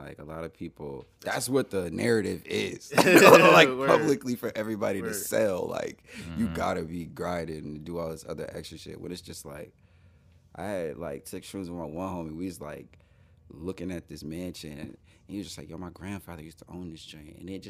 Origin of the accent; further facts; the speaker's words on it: Buffalo, New York, United States; I am from Buffalo, yeah.